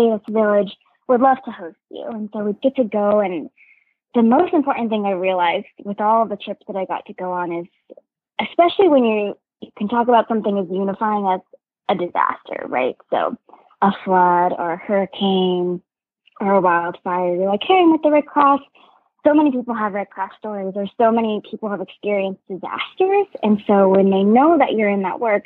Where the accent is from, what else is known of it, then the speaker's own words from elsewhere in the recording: Washington, United States; moved away; also born or lived in U.S. Virgin Islands / Alaska; I grew up in Washington State and then the U.S. Virgin Islands.